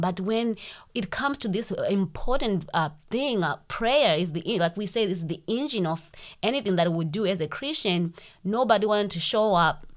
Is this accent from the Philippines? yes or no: no; Zimbabwe; moved away as an adult; now in United States; I'm from Zimbabwe. That's why I have this accent